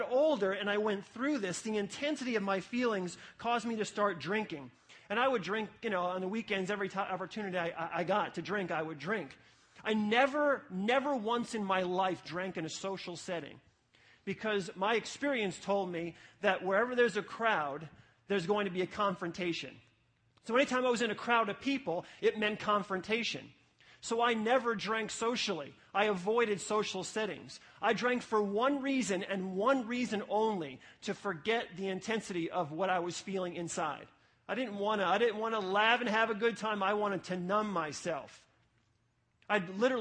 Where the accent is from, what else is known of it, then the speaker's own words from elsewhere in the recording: New City, New York, United States; From sixth grade to high school, I grew up in an apartment complex, the Garden Apartments in New City, New York